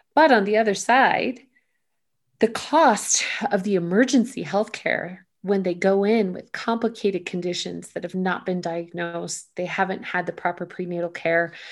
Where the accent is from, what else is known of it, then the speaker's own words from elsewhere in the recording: United States; an American